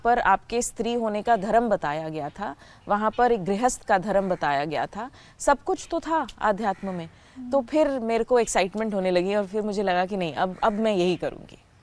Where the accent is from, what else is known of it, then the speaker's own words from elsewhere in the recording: Haryana, India; moved away; also born or lived in Delhi; हूँ तो हरियाणा की लेकिन पढ़ाई तो सारी दिल्ली में ही हुई